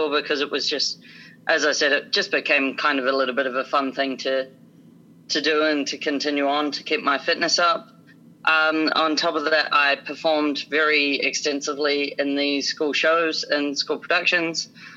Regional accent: small town in New Zealand, north of Wellington, New Zealand; moved away; also born or lived in Melbourne; I actually grew up in a small town in New Zealand, just shortly north of Wellington. It's about an hour and a half north

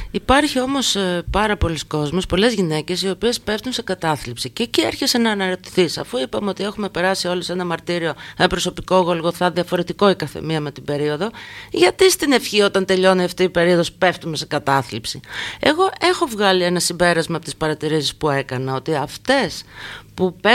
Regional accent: Volos, Thessaly, Greece; Και εγώ, και εγώ στο Βόλο

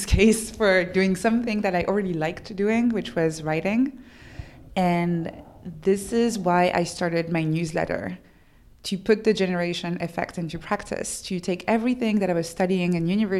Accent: France; English is a second language; I'm French

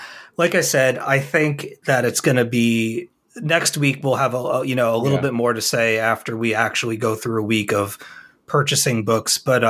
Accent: Austria; English is a second language; Since I am from Austria and living here, I wanted to provide you with an international perspective.

